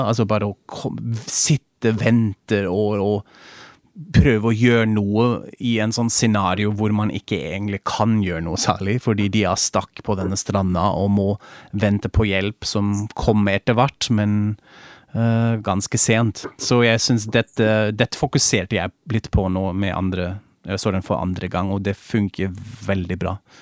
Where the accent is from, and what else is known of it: Germany